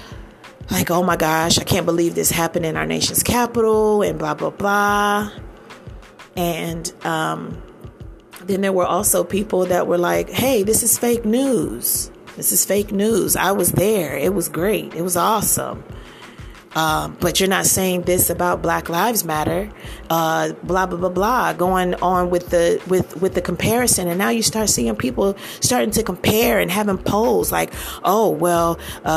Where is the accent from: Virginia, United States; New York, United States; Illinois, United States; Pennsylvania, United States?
Virginia, United States; Northern Virginia / Washington D.C. area, United States; moved away; also born or lived in Maryland; I'm from the Northern Virginia area, D.C. area, Maryland area. Grew up in that area, and is home.